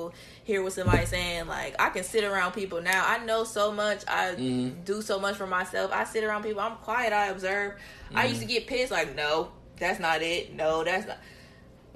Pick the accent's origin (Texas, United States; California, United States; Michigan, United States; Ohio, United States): Ohio, United States; Columbus; I come from Olentangy or I come from the suburbs